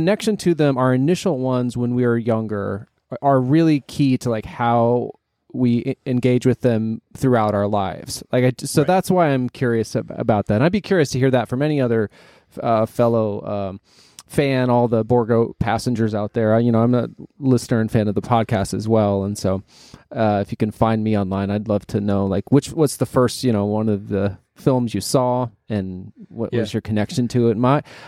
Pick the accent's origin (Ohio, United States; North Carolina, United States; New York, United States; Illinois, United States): Ohio, United States; Cleveland; I grew up in the Cleveland area, and the Fox affiliate out there